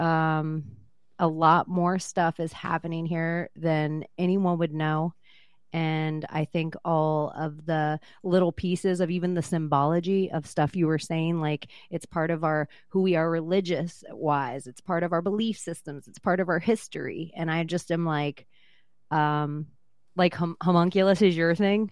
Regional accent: Vero Beach, Florida, United States; I was born in Palm Beach and raised in Vero Beach.

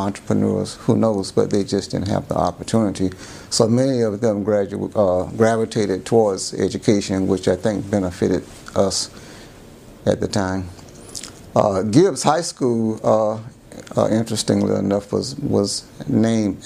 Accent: Jacksonville Beach, Florida, United States; also born or lived in St. Petersburg, Florida; I was born in St. Petersburg, Florida. And when I was about 6 years old, my parents moved to Jacksonville Beach, Florida, where I lived until I was about 14, ready for high school.

